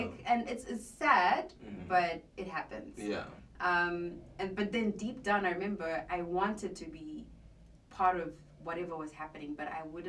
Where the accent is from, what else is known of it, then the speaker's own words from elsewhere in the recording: Zimbabwe; moved away as an adult; I was coming from Zim